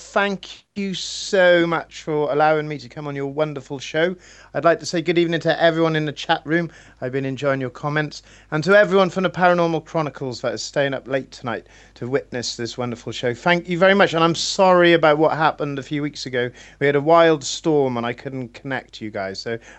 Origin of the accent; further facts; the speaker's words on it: Wales, United Kingdom; I'm Welsh.